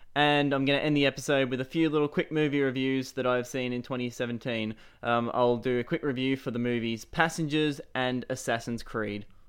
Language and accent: English; Shepparton, Victoria, Australia; I am from Shepparton, Australia.